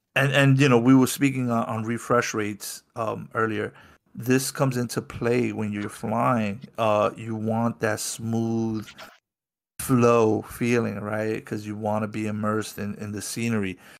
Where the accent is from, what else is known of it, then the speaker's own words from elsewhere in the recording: New York City, New York, United States; my trek started out of my hometown of New York City